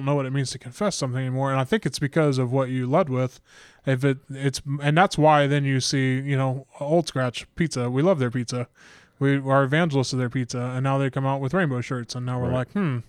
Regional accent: United Kingdom; So I'm British, you know

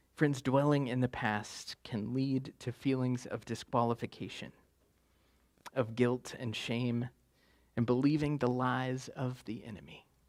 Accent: West Virginia, United States; I'm from West Virginia

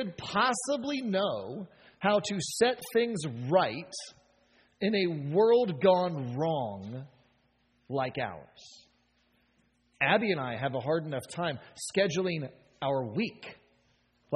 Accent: United States; as American as we are

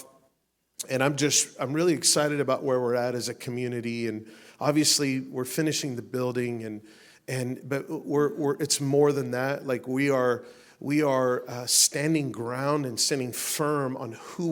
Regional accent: Las Vegas, Nevada, United States; I'm from Las Vegas, man. We get lots of sun there

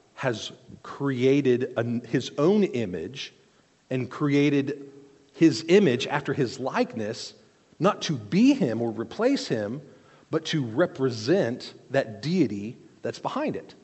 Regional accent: South Korea; moved away; I grew up in South Korea, and we would go regularly into temples

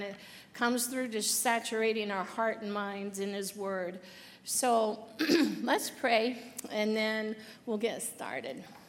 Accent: Muncie, Indiana, United States; I was born in Muncie, Indiana, and I came from a family of seven kids

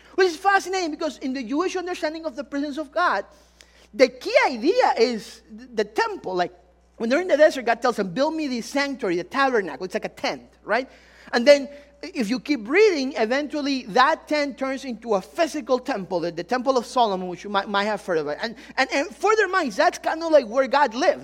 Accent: Ecuador; moved away; I'm really from Ecuador. Some of you, if the accent didn't give it away

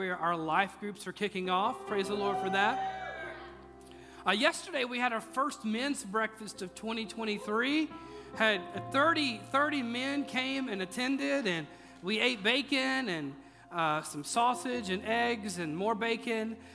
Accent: Mississippi, United States; now in Tennessee, United States; And, uh, you know, I'm from Mississippi, so, which, you know, people in Tennessee think they're from the South but you ain't from the South.

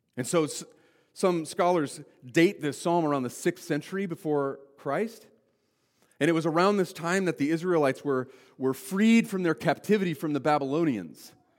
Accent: Wyoming, United States; I grew up in Wyoming

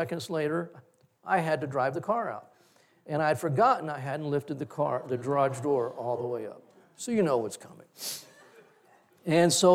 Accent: Corpus Christi, Texas, United States; we grew up in Corpus Christi

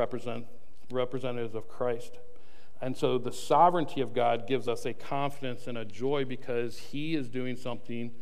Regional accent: United States; as an American

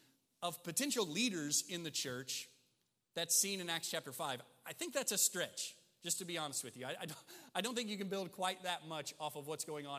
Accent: Southern Illinois, United States; also born or lived in Mississippi; growing up in Southern Illinois

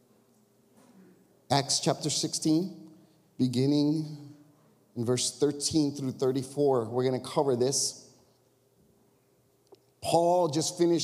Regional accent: Chicago, Illinois, United States; we're from Chicago area

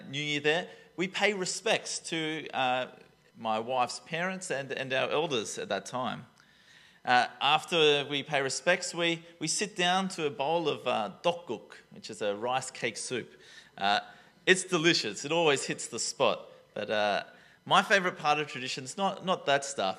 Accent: Taree, New South Wales, Australia; I'm from Taree, you know, like that. If you don't know Taree, it's coastal Australia

